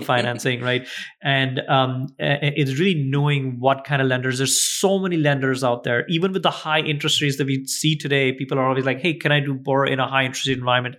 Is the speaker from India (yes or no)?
yes; India; moved away; we grew up in India.